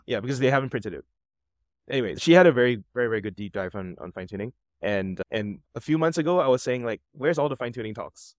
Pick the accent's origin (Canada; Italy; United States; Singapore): Singapore; I'm from Singapore.